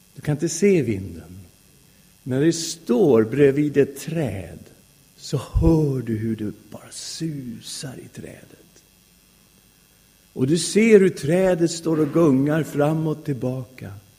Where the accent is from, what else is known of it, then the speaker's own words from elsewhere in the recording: Sweden; Jag är svensk därför att jag har svenska föräldrar